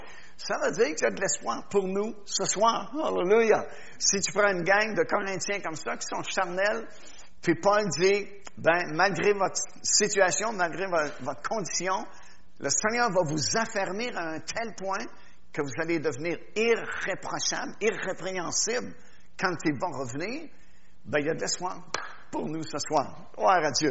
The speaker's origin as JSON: {"language": "French", "region": "Quebec", "country": "Canada", "said": "je suis québécois"}